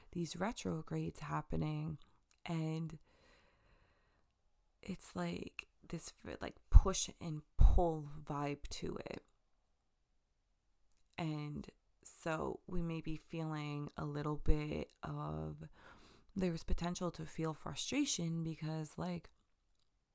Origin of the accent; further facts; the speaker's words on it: Long Island, New York, United States; I'm from Long Island